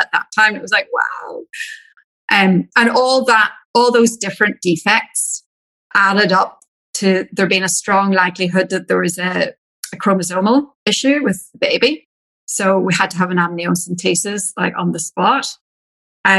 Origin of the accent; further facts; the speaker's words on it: Ireland; accent: Irish; moved away as an adult; now in Australia; I'm Irish